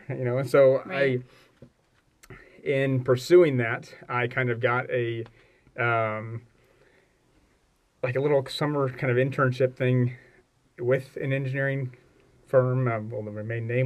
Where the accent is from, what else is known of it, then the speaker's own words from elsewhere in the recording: Kokomo, Indiana, United States; now in Louisville, United States; I grew up in Northern Indiana in Kokomo